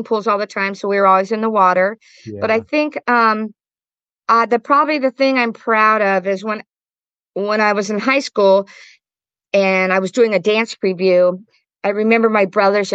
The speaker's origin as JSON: {"language": "English", "town": "Modesto", "region": "California", "country": "United States", "tie": "born or raised there", "also_born_or_lived": "Pocatello, Idaho / Whittier, California", "moved": "as an adult", "said": "moved to Modesto, where I finished middle school, high school, one semester at MJC, and then took off to San Luis Obispo"}